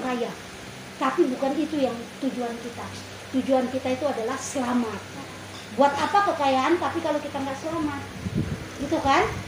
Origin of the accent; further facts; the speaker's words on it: Indonesia; kita lahir di Indonesia